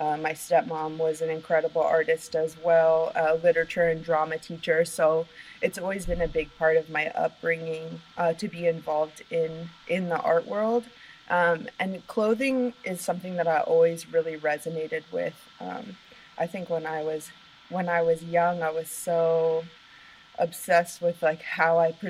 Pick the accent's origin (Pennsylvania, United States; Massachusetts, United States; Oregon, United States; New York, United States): Oregon, United States; moved away as an adult; also born or lived in Portland, Oregon; I actually grew up in Oregon